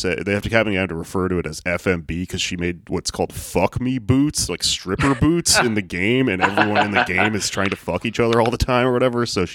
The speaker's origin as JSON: {"language": "English", "area": "the South", "region": "Texas", "country": "United States", "said": "I'm from the South"}